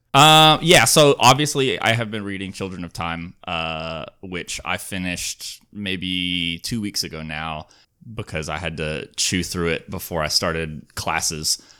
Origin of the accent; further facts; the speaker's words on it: Alabama, United States; now in California, United States; I grew up in Alabama